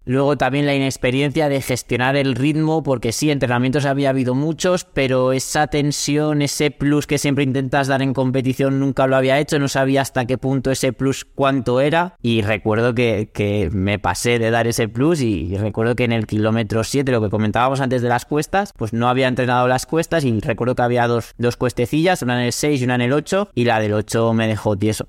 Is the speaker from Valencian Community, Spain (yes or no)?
yes; Castellón de la Plana, Valencian Community, Spain; Yo soy de Castellón